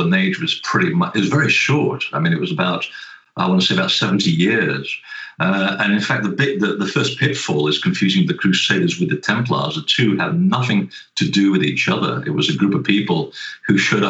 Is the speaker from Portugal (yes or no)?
yes; Portugal; I was born in Portugal